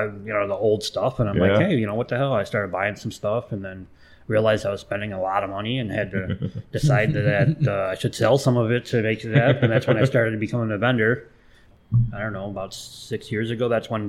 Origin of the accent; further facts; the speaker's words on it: Lake Bluff, Illinois, United States; moved away as an adult; now in Kenosha, United States; I grew up in Lake Forest. Actually, I grew up in Lake Bluff, but went to Lake Forest schools. Technically, it was Knollwood at the time.